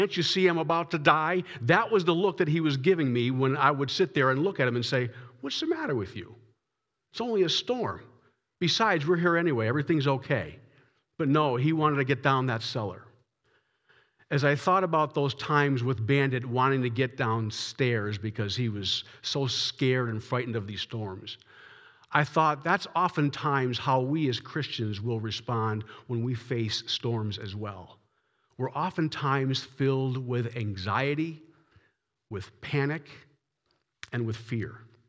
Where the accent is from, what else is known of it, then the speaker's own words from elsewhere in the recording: Massachusetts, United States; When I was growing up in Massachusetts, I always had a German Shepherd in the house.